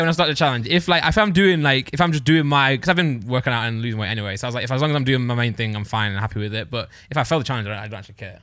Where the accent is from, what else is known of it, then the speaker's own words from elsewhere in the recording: Nottinghamshire, East Midlands, United Kingdom; now in Derbyshire, United Kingdom; I was born in Nottingham Shire. I live about twenty minutes away